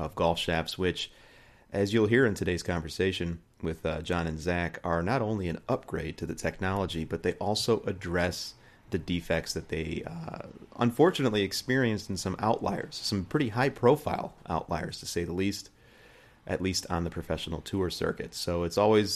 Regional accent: Illinois, United States; here in Illinois, you know, there are, and specifically my hometown

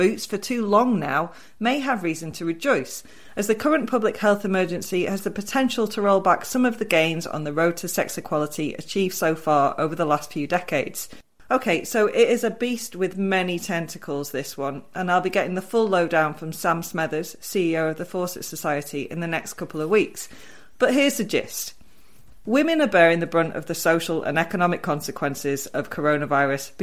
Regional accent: Wigan, North West England, United Kingdom; I'm from Wigan

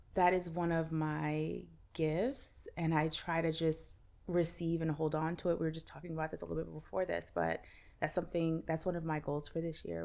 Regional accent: New York City, New York, United States; I'm from Brooklyn

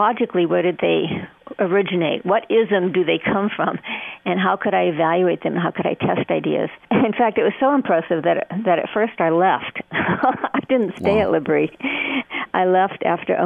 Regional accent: New Mexico, United States; I was in New Mexico, and it was a very, very secular state

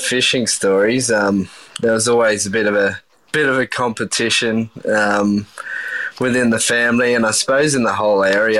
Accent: Coffs Harbour, New South Wales, Australia; So I grew up in Coffs Harbour, mid-north coast, New South Wales.

